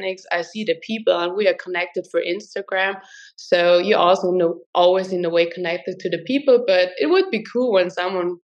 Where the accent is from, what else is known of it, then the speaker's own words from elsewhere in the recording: Tyrol, Austria; I'm from Austria, from Tirol.